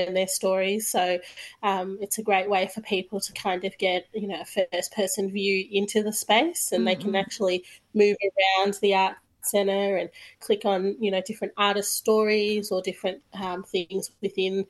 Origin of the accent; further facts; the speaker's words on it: Bendigo, Victoria, Australia; moved away; I'm originally from Bendigo